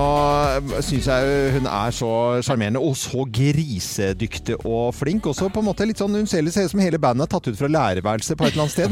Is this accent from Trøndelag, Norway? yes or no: no; Oslo, Norway; i nabolaget der jeg vokste opp, der på Munkerud, eh, Nordstrand